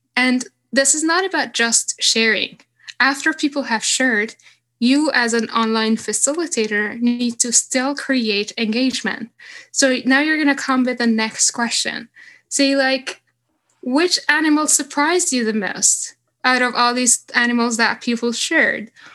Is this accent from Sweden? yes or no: yes; Stockholm, Stockholm County, Sweden; when I was in my hometown in Stockholm